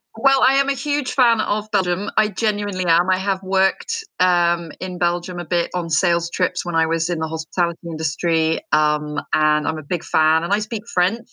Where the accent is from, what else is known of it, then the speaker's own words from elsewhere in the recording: United Kingdom; also born or lived in France; I'm very British